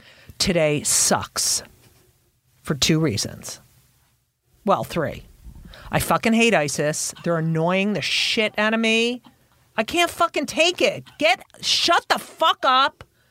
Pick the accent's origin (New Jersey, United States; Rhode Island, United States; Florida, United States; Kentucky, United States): New Jersey, United States; Clark; also born or lived in Newark, New Jersey / Elizabeth, New Jersey; Yeah, I grew up in Clark.